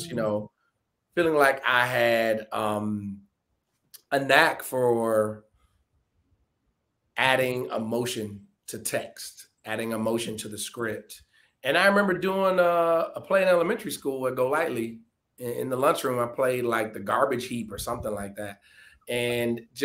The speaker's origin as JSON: {"language": "English", "town": "Detroit", "region": "Michigan", "country": "United States", "tie": "born or raised there", "said": "my hometown, Detroit"}